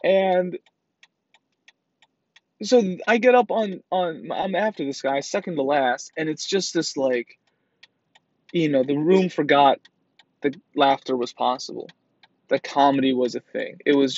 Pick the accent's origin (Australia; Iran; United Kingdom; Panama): Iran; And I'm from Iran, right?